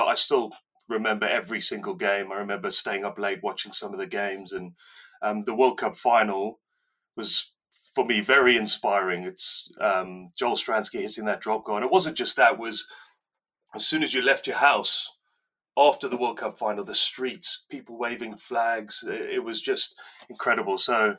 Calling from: Newton Abbot, South West England, United Kingdom; I'm calling in from sunny Devon. I say sunny, not very sunny today, but... Yeah, South Devon, Newton Abbott.

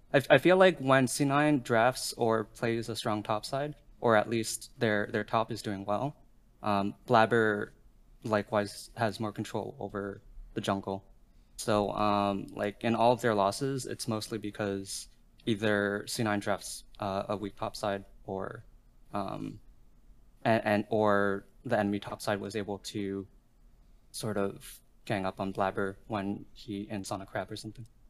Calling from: Montreal, Quebec, Canada; calling from Montreal, Canada

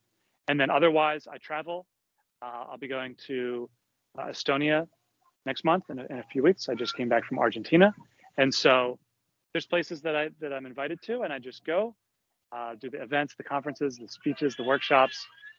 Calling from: Philadelphia, Pennsylvania, United States; I'm broadcasting here from Philadelphia.

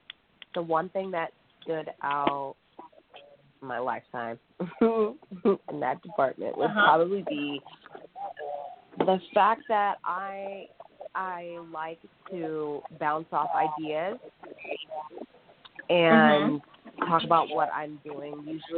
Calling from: Corona, California, United States; I'm calling from Corona, California, in Riverside County.

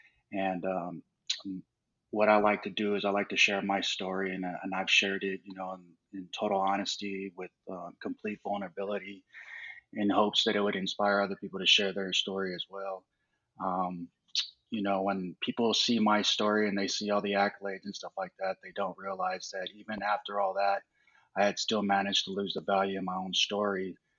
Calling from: Denver, Colorado, United States; I'm calling from Denver.

